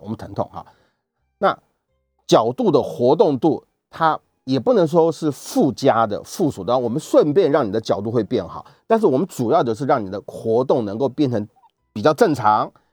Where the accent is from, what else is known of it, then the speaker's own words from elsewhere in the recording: Taiwan; 我们台湾是可以